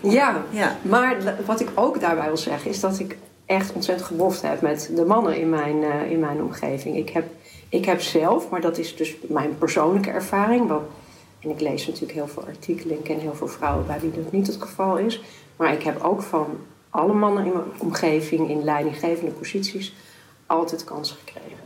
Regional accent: Amsterdam, North Holland, Netherlands; also born or lived in De Pijp, Amsterdam / Watergraafsmeer, Amsterdam; Ik ben zelf opgegroeid in de Bijlmer

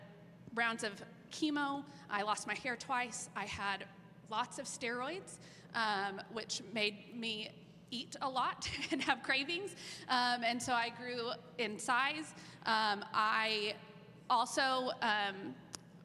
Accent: Norman, Oklahoma, United States; I grew up in Norman

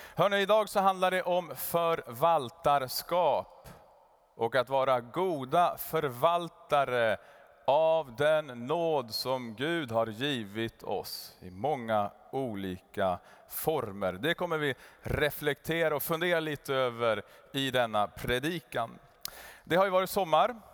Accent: Kramfors, Västernorrland County, Sweden; moved away; Sen for vi till Kramfors, där jag kommer ifrån

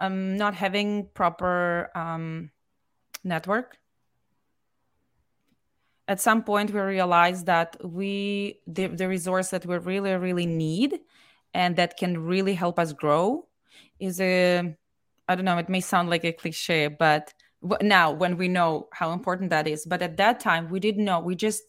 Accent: Moscow, Russia; because we came from Moscow and it's like many million people, very large city, right?

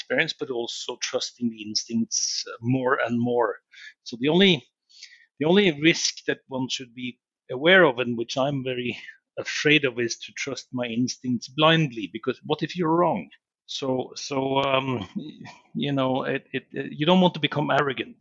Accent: Norway; moved away; Norway, and growing up in Norway has been, you know, we are outdoor people. So I've lived around the world in many, many countries, far, far away

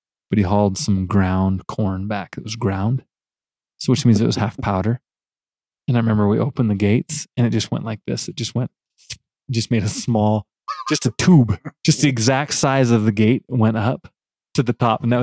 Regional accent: Fairfield, United States; Where we grew up in Fairfield, it wasn't just basketball

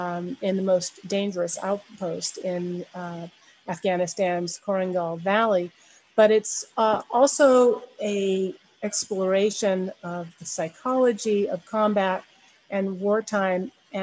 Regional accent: India; born there; my parents were in the Peace Corps, and that's where I was born in India.

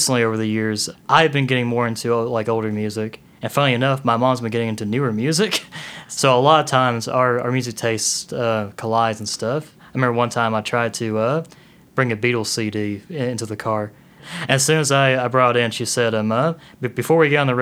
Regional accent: Elizabethton, Tennessee, United States; I'm from Elizabethton, Tennessee, so kind of a small area

